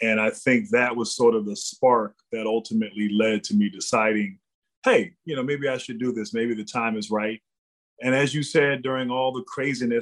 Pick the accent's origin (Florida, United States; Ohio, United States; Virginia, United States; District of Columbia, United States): Virginia, United States; Reston; also born or lived in Dallas, Texas; we moved right before I turned four years old, we moved to DC, and that's where I grew up in Northern Virginia.